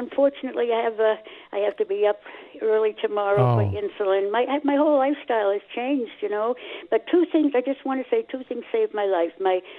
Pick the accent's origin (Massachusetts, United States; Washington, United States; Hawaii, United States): Massachusetts, United States; Boston; because I grew up in Dorchester.